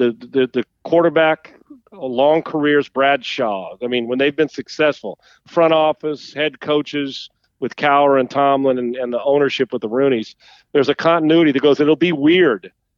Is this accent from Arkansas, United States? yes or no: no; San Diego, California, United States; moved away; also born or lived in Minnesota; Growing up in San Diego